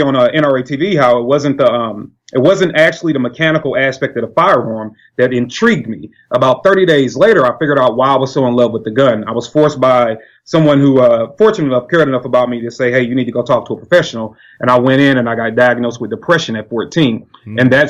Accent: St. Louis, Missouri, United States; I am from St. Louis, Missouri

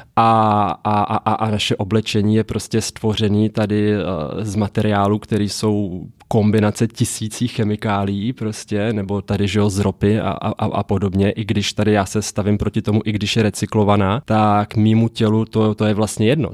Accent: Mariánské Lázně, Karlovy Vary Region, Czechia; moved away; also born or lived in Prague / United States; já jsem žil z Mariánských lázních původně, rodina je hodně i skladský, což je vyloženě jenom jakoby osada lovecká v lese u Mariánek

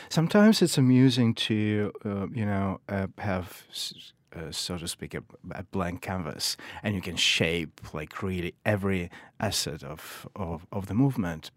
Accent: Kyiv, Ukraine; moved away; also born or lived in Saint Petersburg, Russia; I grew up in Kiev, Ukraine

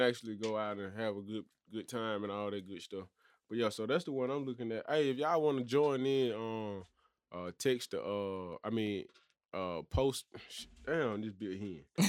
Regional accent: Birmingham, Alabama, United States; from Birmingham. And I'm really from Birmingham

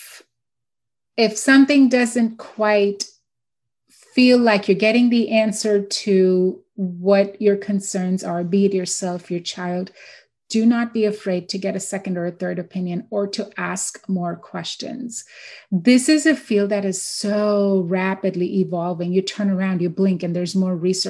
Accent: India; now in Houston, United States; So I grew up in India. I'm born and raised in India

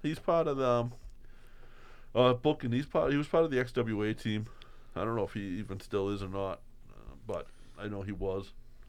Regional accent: Boston, Massachusetts, United States; growing up in Southie

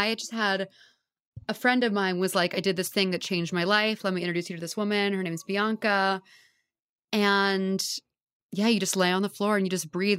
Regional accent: Houston, Texas, United States; moved away as an adult; now in New York, United States; I grew up in Houston. And then, yeah, I've lived here since college. So I've been here like 7 years.

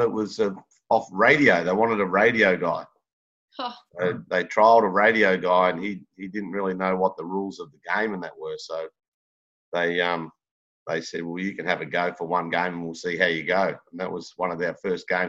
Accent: Melbourne, Victoria, Australia; I grew up down in Port Melbourne, down near the docks on the beach

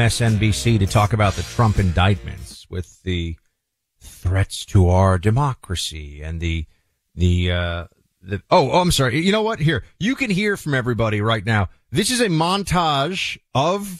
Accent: New York, United States; As a New Yorker

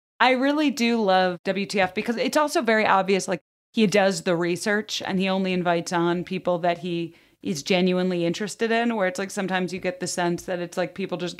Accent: Highland Park, Illinois, United States; I grew up in Highland Park, which is like where a lot of Ferris Bueller was filmed.

